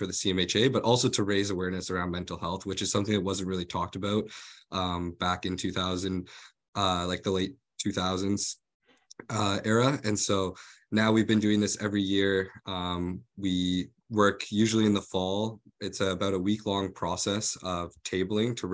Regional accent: Calgary, Alberta, Canada; moved away as an adult; now in London, Canada; I was born and raised in Calgary, Alberta, in Canada

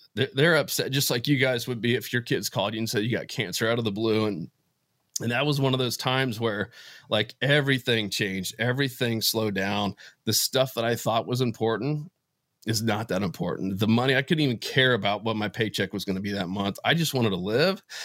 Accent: Florida, United States; moved away as an adult; also born or lived in Atlanta, Georgia; I grew up in Florida, ended up going to Georgia Tech

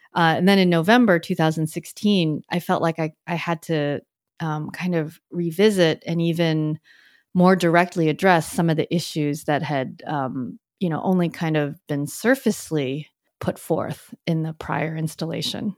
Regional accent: United States; also born or lived in Richmond, Virginia / San Francisco Bay Area; I came here as an immigrant, and as I grew up in the U S

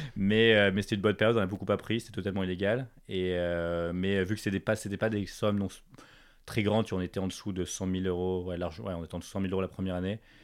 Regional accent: Paris, Île-de-France, France; moved away as an adult; also born or lived in United States; j'ai grandi à Paris, mes parents sont français

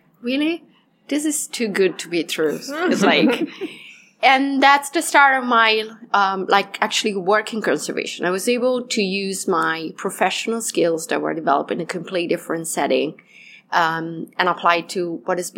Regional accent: Italian Alps, Italy; moved away; also born or lived in Peru; I was raised in the Italian Alps

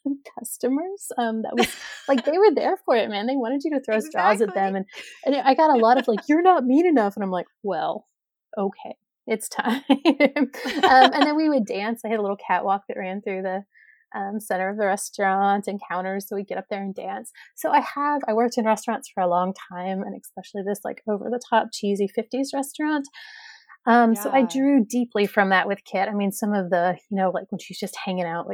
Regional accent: East Tennessee, United States; moved away as an adult; also born or lived in Milwaukee, Wisconsin; now in Wisconsin, United States; I grew up in Tennessee, East Tennessee

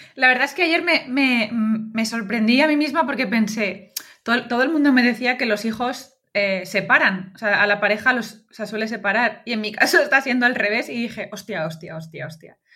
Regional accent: Valencian Community, Spain; como buena valenciana

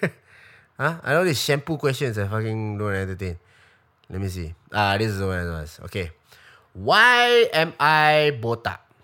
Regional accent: Singapore; as a Singaporean

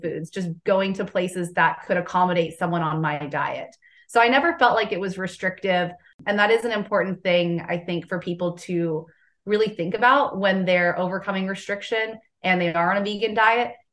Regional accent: Southern California, United States; now in Southern United States; I'm originally from Southern California

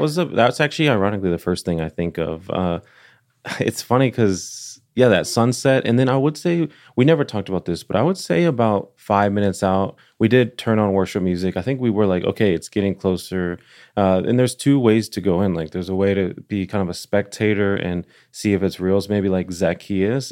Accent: Dallas, Texas, United States; now in Nashville, United States; I'm from Dallas

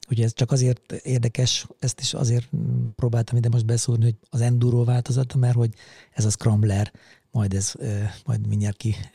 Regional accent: Mátészalka, Szabolcs-Szatmár-Bereg, Hungary; now in Budapest, Hungary; Igazából én vidéki srácként nőttem föl, és ugye egészen 92-ig, tehát addig az az időpont, amikor fölkerültem Budapestre, addig szabolcs már Bereg megyéből ugye származom, és azon belül is Máté Szalkáról

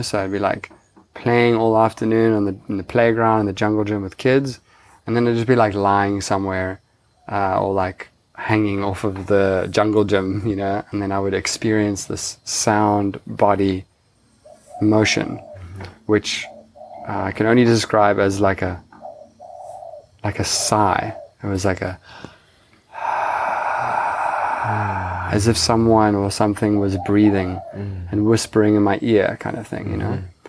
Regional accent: Cape Town, Western Cape, South Africa; moved away as an adult; now in Bali, Indonesia; I grew up in Cape Town, South Africa

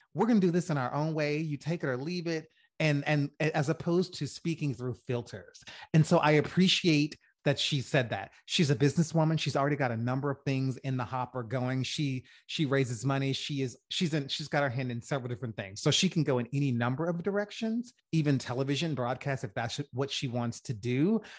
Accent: Louisiana, United States; also born or lived in New Orleans; I'm from Louisiana

